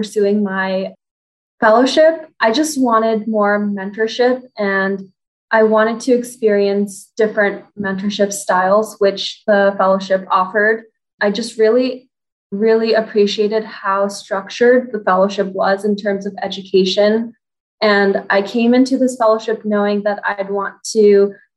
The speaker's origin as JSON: {"language": "English", "town": "Los Angeles", "region": "California", "country": "United States", "said": "I'm from Los Angeles, California, and I did all my OT schooling at USC."}